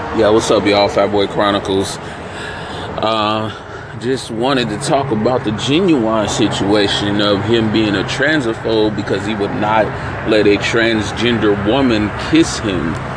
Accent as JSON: {"language": "English", "town": "San Francisco", "region": "California", "country": "United States", "tie": "born or raised there", "said": "I grew up in San Francisco, very cosmopolitan out there."}